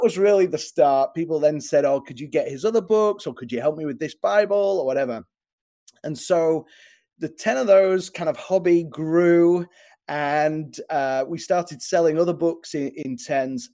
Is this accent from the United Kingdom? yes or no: yes; England, United Kingdom; moved away as an adult; now in Chicago, United States; I'm from England originally, but I live in uh, in Chicago now.